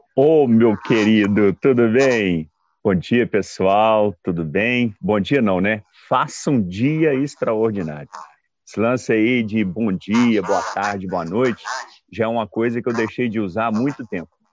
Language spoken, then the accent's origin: Portuguese; Belo Horizonte, Minas Gerais, Brazil; sou de BH